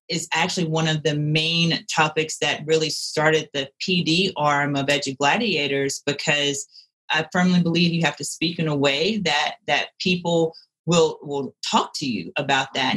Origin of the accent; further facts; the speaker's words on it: Louisiana, United States; moved away as an adult; now in Colorado, United States; growing up in the South, I grew up in a predominantly white city. So I was one of a few or the only one. And that was part of my impetus for wanting to leave Louisiana